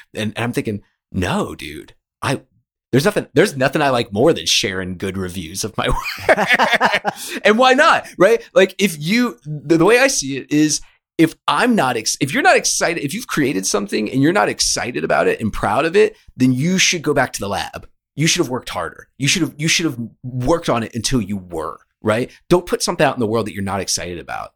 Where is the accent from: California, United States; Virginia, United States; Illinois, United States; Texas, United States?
Virginia, United States; Richmond; moved away as an adult; also born or lived in New York; I'm from Richmond, Virginia, and I moved up to New York